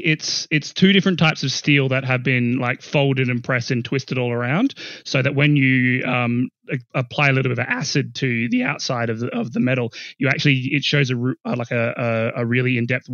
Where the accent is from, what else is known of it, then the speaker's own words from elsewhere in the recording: South Australia, Australia; my fellow South Australians